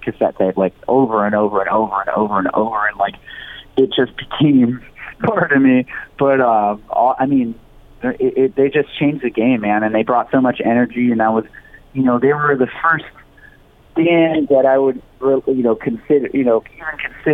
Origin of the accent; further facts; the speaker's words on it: Los Angeles, California, United States; also born or lived in Huntington Beach, California; I was born in East Los Angeles. I lived in Huntington for a little while